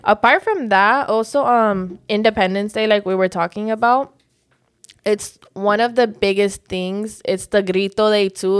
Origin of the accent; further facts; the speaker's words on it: Miami, Florida, United States; also born or lived in Georgia, United States; I was raised in Miami, but I was born in Georgia